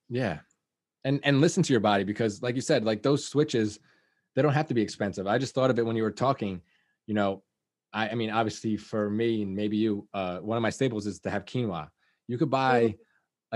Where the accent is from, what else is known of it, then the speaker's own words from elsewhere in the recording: Liberty, New York, United States; I grew up in Liberty